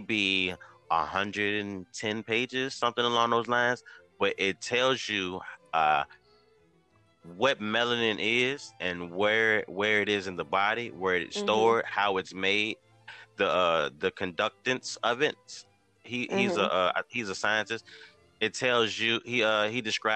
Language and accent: English; United States; I'm an American